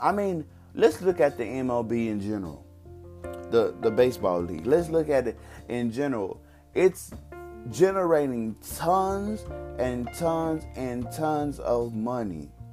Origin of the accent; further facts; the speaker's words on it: Texas, United States; I'm from Texas